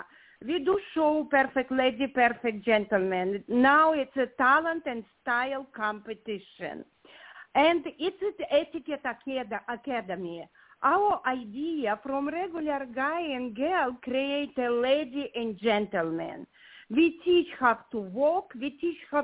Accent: Ukraine; English is a second language; moved away as an adult; now in Redondo Beach, United States; I'm originally from Ukraine. My heart with this country. I live in America more of 30 years, but place when you was born gonna be always in your heart

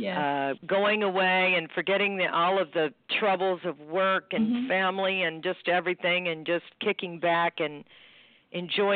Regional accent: Texarkana, Arkansas, United States; moved away as an adult; also born or lived in Houston, Texas; now in New Jersey, United States; I grew up in Texarkana, my mother and her brother sing gospel music

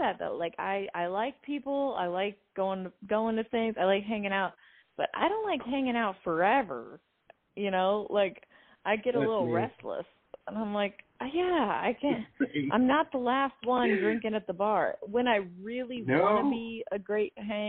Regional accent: Texas, United States; also born or lived in St. Louis, Missouri / New York / Paris / Los Angeles; now in Nashville, United States; I'm from Texas. I grew up in Texas and St. Louis

